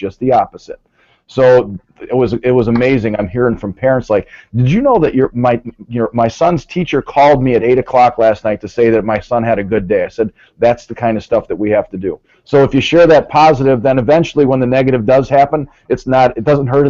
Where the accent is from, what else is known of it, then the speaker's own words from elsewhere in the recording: Merton, Wisconsin, United States; I'm from Merton, Wisconsin